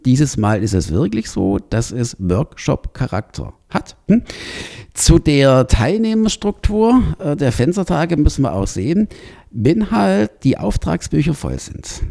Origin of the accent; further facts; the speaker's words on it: Baden-Württemberg, Germany; moved away; also born or lived in Rosenheim; ich komme ja aus Baden-Württemberg